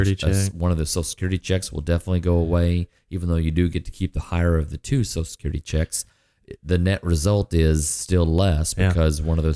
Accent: Ardmore, United States; I grew up in Ardmore

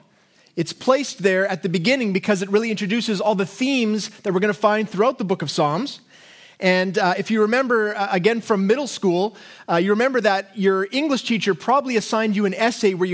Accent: Canada; us as Canadians

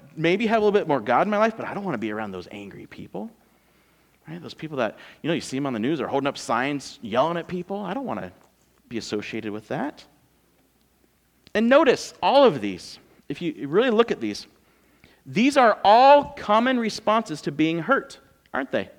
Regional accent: California, United States; moved away; We're from California

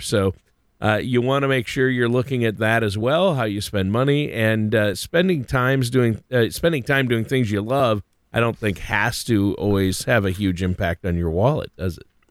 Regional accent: Minnesota, United States; I grew up in Minnesota, lots of lakes, lots of fishing

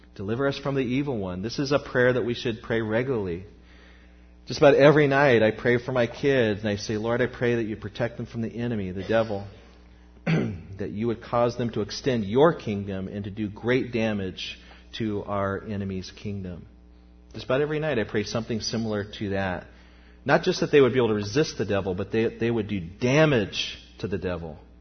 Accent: United States; as American Christians

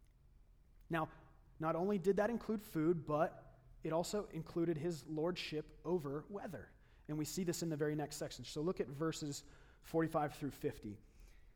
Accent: Lake Havasu City, Arizona, United States; moved away; I grew up in Lake Havasu City

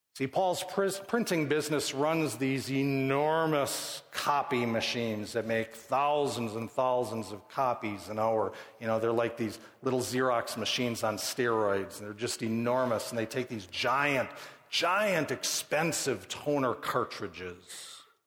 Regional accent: Midwest, United States; I grew up born in the Midwest, middle class, moral upbringing

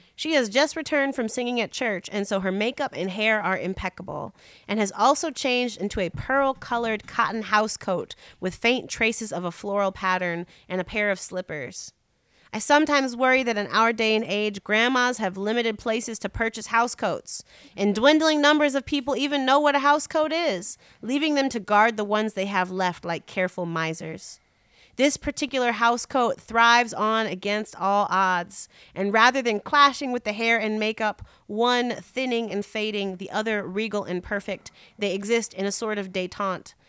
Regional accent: Chicago, Illinois, United States; I'm a Chicagoan

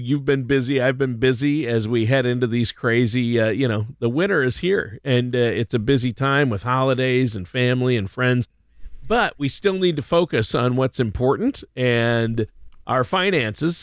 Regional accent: Minnesota, United States; also born or lived in Nashville, Tennessee; I lived in Nashville, Tennessee for a while, and it was so funny because I grew up in Minnesota

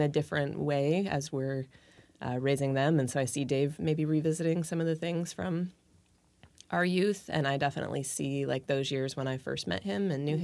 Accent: Gig Harbor, Washington, United States; we grew up together in Gig Harbor

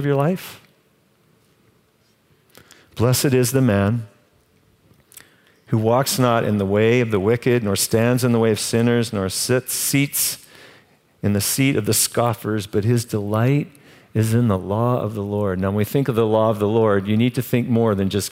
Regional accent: Canada; I'm Canadian.

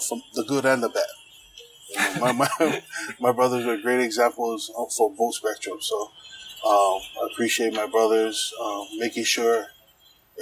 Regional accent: Honolulu, Hawaii, United States; growing up in Kalihi in the 80s, from the mid 80s

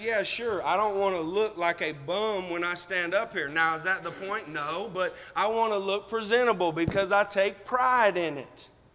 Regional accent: United States; we are American

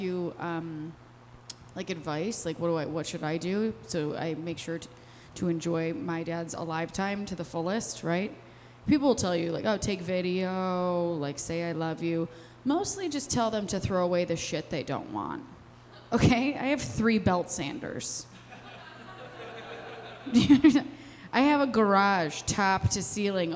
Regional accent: Westmont, Illinois, United States; now in Chicago, United States; I'm from Westmont, okay? I was born plain white trash

